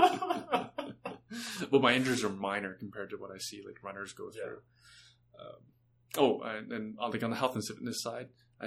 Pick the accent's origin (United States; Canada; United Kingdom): Canada; We're all Canadian